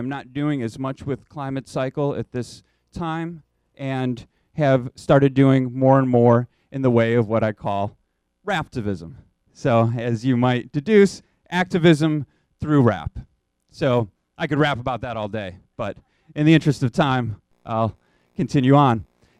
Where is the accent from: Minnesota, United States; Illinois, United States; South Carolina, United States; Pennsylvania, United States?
Illinois, United States; Chicago; also born or lived in San Francisco; return to my hometown of Chicago. And when I came back in 2008